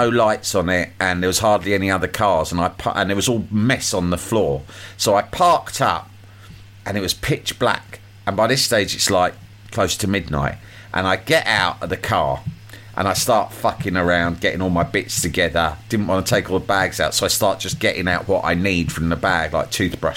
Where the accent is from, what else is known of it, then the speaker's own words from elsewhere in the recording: London, United Kingdom; West London